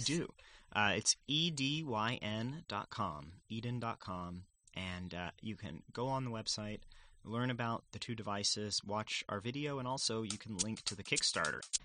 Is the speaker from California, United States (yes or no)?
no; San Antonio, Texas, United States; I grew up in San Antonio, Texas